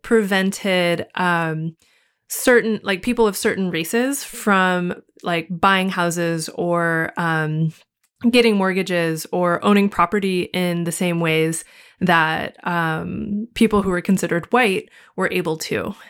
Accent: United States; as an American living inside of American society

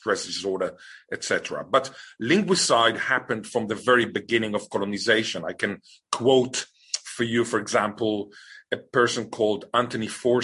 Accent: Israel; now in Australia; I was born in Israel

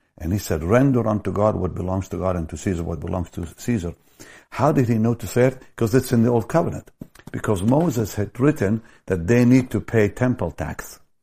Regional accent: Jaffa, Tel Aviv District, Israel; in my hometown, Jaffa, a block away from where I was born

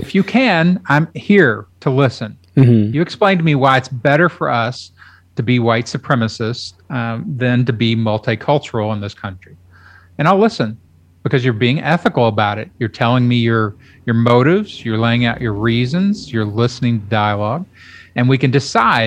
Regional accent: Kentucky, United States; now in Austin, United States; I grew up in Kentucky.

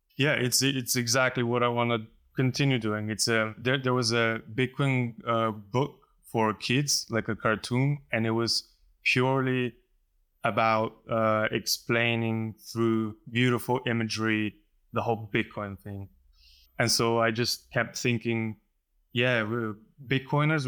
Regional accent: Slovenia; I come from Slovenia

